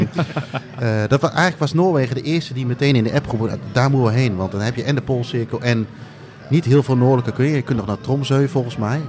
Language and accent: Dutch; Indonesia; moved away; ik ben geboren in Indonesië